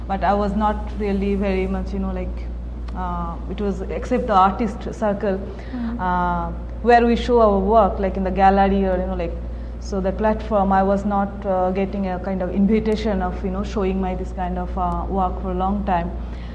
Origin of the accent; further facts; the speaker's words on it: India; being an Indian, I was, like, desperate to prove myself.